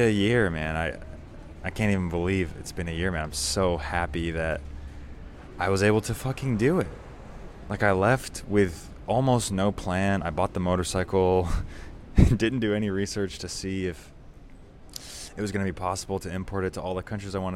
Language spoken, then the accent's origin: English; United States; I come from America.